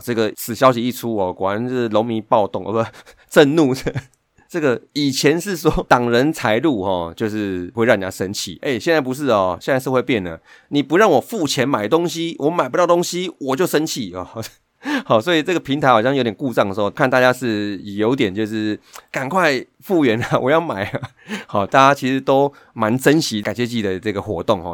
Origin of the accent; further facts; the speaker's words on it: Taipei, Taiwan; 以我们台北人来讲